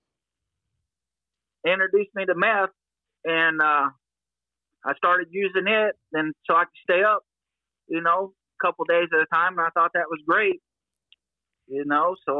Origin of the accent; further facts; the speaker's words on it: Aurora, Missouri, United States; I grew up in Aurora, Missouri